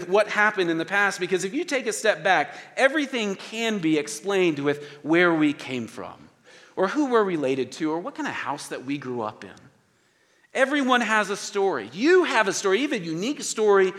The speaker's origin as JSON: {"language": "English", "town": "Oklahoma City", "region": "Oklahoma", "country": "United States", "said": "I'm from Oklahoma City"}